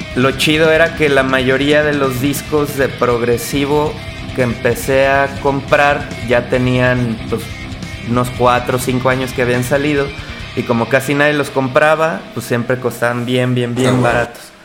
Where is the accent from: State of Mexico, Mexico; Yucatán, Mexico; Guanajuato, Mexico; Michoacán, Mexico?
Michoacán, Mexico; Uruapan; yo soy de Uruapan, Michoacán, allá